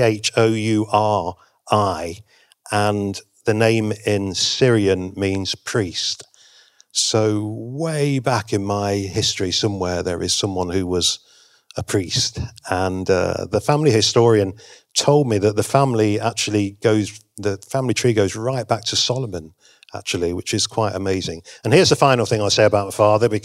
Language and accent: English; England, United Kingdom; I'm from England